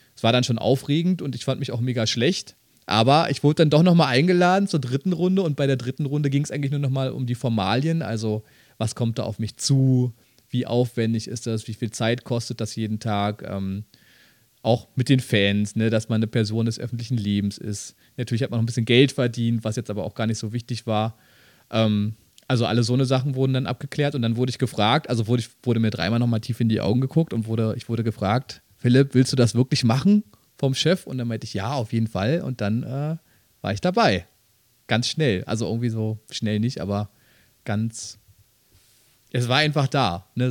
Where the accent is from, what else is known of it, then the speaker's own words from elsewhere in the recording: Berlin, Germany; ich bin Berliner